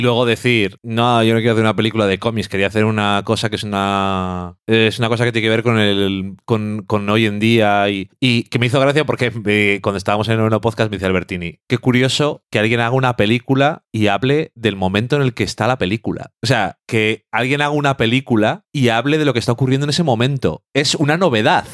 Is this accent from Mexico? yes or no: no; Spain; Yo soy de España, decimos la J bien